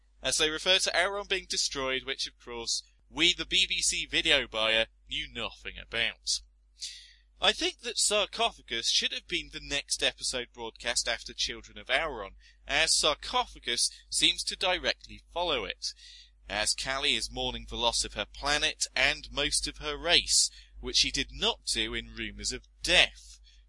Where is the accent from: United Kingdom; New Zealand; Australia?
United Kingdom; But being British, I refused to give up and come home early and sat the 4 days out.